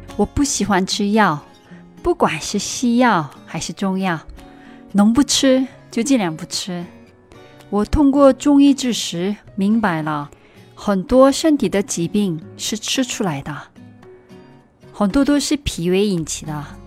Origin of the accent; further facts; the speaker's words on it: South Korea; moved away; 我是你的韩国朋友